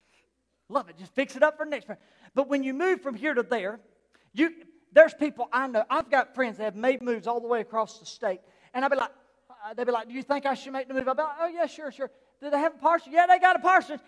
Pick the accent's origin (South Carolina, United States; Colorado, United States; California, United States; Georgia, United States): South Carolina, United States; also born or lived in Newry; we're from South Carolina.